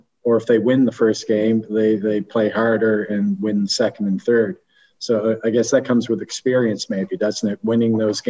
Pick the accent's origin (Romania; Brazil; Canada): Canada; I'm Canadian